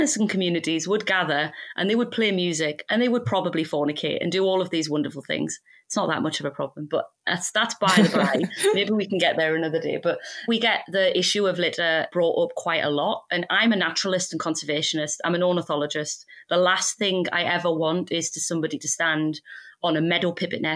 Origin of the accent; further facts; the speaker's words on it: United Kingdom; We're British